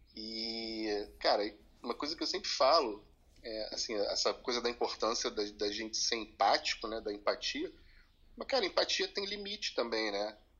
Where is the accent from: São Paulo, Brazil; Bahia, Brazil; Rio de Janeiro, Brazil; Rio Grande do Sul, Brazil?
Rio de Janeiro, Brazil; Teresópolis; moved away; passei grande parte da minha infância em Teresópolis